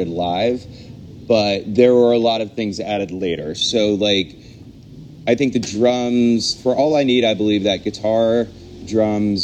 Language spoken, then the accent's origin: English; Tarboro, North Carolina, United States; moved away as an adult; now in New York, United States; I'm originally from Tarboro, North Carolina